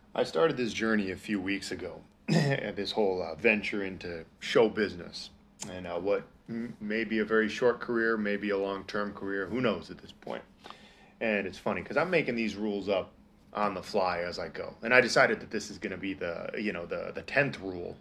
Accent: Minnesota, United States; I'm from Minnesota

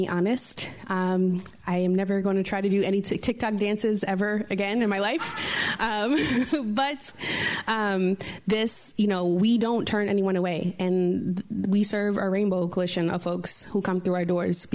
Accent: New York City, New York, United States; moved away as an adult; now in San Francisco, United States; I grew up in Harlem, New York, and I moved to the Harlem of the West

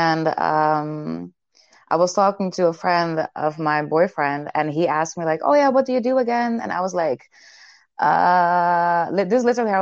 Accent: Amsterdam, North Holland, Netherlands; I am from Amsterdam

